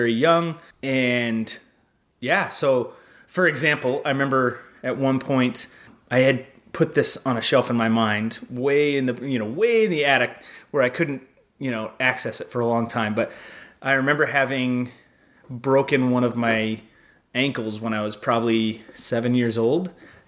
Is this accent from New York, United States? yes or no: no; Arizona, United States; moved away as an adult; also born or lived in Phoenix; now in Los Angeles, United States; I was raised in Arizona